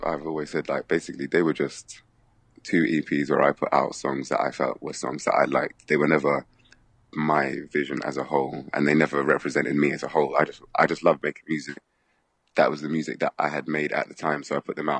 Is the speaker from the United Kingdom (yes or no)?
yes; London, United Kingdom; I'm from London